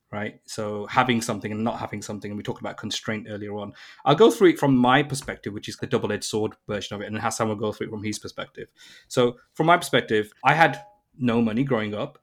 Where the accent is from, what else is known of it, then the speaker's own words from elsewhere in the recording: Birmingham, West Midlands, United Kingdom; moved away as an adult; now in London, United Kingdom; I was born in Birmingham, which is like the second biggest city in the U K, an automotive retail industry kind of community, and the tech industry was booming in London. So I moved to London at the age of nineteen